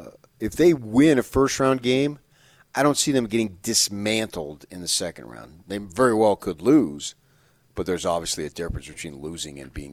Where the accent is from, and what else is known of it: New Jersey, United States; born or raised there